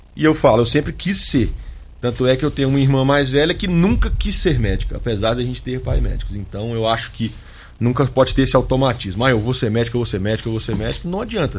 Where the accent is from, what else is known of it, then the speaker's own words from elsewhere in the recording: Minas Gerais, Brazil; also born or lived in Vassouras, Rio de Janeiro / Belo Horizonte; Eu sou de uma cidade do interior de Minas, com cerca de 20 mil habitantes